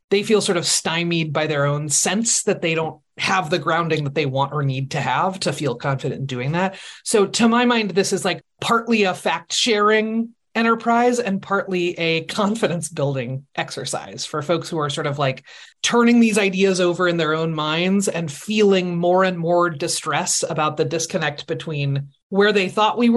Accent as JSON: {"language": "English", "town": "Seattle", "region": "Washington", "country": "United States", "said": "I am from Seattle."}